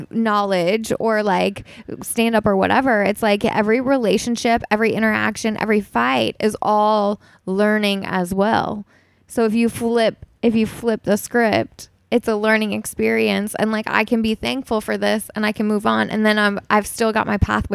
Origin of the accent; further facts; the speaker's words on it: New York, United States; now in Los Angeles, United States; So like for me, you know, I came from New York before I moved